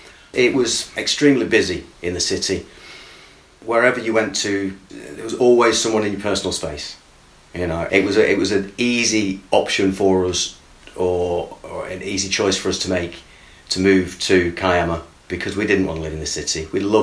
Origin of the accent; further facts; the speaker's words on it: Bolton, North West England, United Kingdom; born there; I was born in a town just north of Manchester, a place called Bolton. Bolton's a mill town city. See, it's not a city, it's a mill town. Well, I was born there. I moved to a few places in the UK in my early years